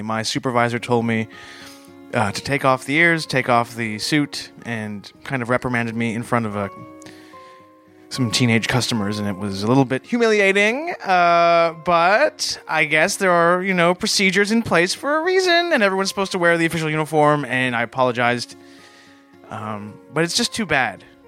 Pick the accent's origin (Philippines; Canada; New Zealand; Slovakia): Canada; I'm a Canadian